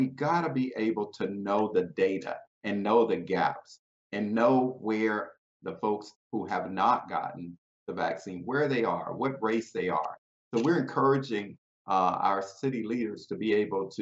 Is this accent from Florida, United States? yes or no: yes; South Bay, Florida, United States; my hometown, Belgrade, South Bay, where I was mayor